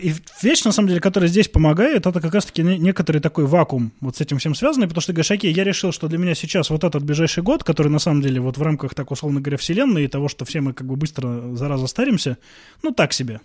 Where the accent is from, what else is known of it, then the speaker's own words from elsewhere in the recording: Veliky Novgorod, Novgorod Oblast, Russia; moved away as an adult; now in Moscow, Russia; я родился в Великом Новгороде, очень долго там жил, вот только недавно перебрался в Москву.